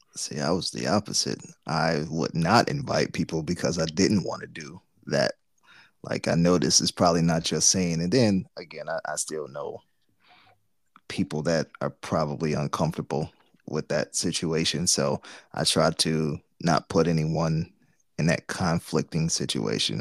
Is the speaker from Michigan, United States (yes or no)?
yes; Detroit, Michigan, United States; we're from Detroit